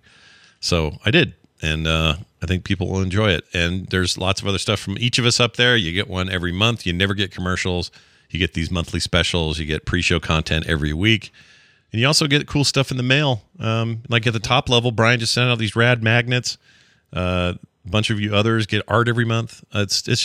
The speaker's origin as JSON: {"language": "English", "region": "Utah", "country": "United States", "tie": "born or raised there", "said": "where I live in my home state of Utah"}